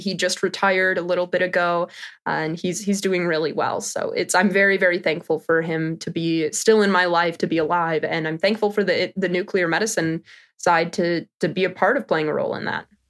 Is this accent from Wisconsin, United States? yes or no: yes; Wisconsin, United States; I'm from Wisconsin